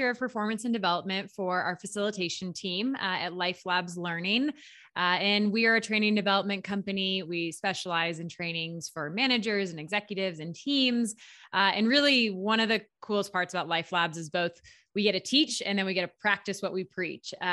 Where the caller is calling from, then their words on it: Steamboat Springs, Colorado, United States; I am in Steamboat Springs, Colorado. It's about three hours west of Denver, small mountain town.